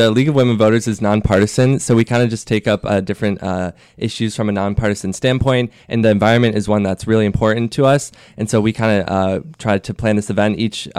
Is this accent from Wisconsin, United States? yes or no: yes; Grafton, Wisconsin, United States; I'm from Grafton